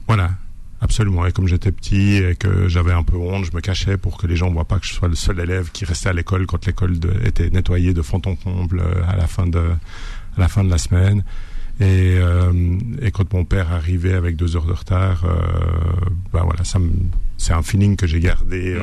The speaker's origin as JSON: {"language": "French", "country": "Switzerland", "said": "je suis suisse"}